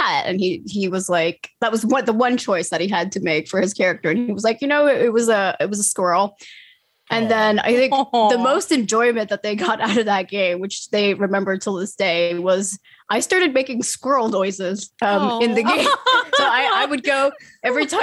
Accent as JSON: {"language": "English", "country": "Finland", "said": "I'm from Finland"}